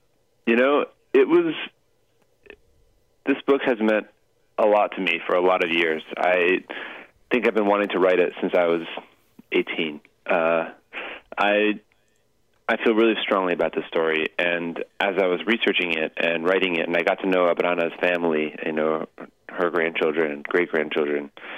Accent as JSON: {"language": "English", "town": "Los Angeles", "region": "California", "country": "United States", "tie": "born or raised there", "said": "my hometown."}